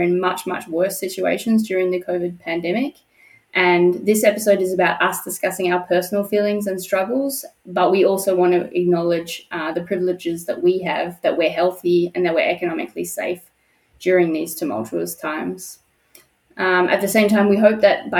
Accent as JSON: {"language": "English", "town": "Perth", "region": "Western Australia", "country": "Australia", "moved": "as an adult", "lives_now": "Germany", "said": "I'm from Perth, Western Australia."}